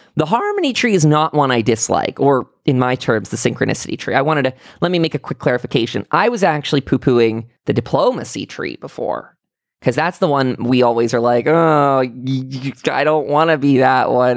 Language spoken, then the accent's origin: English; near Pittsburgh, Pennsylvania, United States; born or raised there; also born or lived in Salt Lake City, Utah